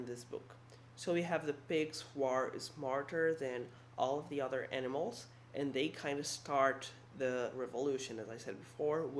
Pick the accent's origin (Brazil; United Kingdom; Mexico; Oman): Brazil; I'm from Brazil